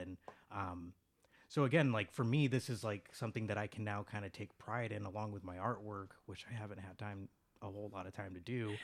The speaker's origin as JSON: {"language": "English", "town": "Chicago", "region": "Illinois", "country": "United States", "tie": "born or raised there", "said": "I was born and raised in Chicago"}